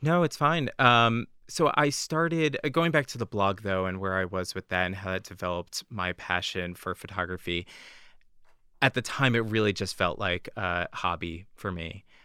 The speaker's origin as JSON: {"language": "English", "region": "New Jersey", "country": "United States", "tie": "born or raised there", "moved": "as an adult", "lives_now": "Boston, United States", "said": "I grew up in New Jersey, uh, just outside of New York"}